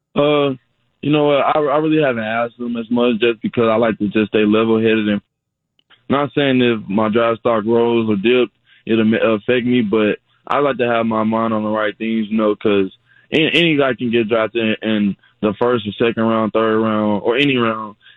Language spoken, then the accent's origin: English; Fort Worth, Texas, United States; moved away; also born or lived in San Antonio, Texas; my hometown, Fort Worth